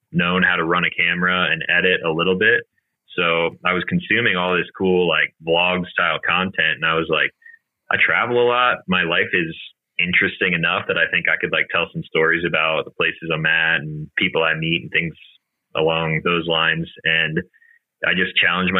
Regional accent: Eastern Pennsylvania, United States; moved away; also born or lived in Colorado; I grew up in Eastern Pennsylvania

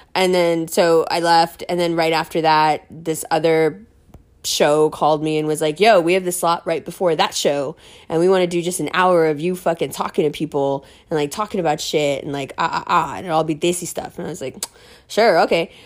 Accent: New York City, New York, United States; I'm from New York City

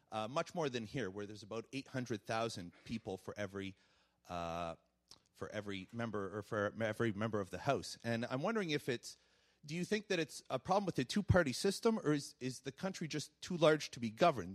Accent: Canada; now in United States; my native Canada

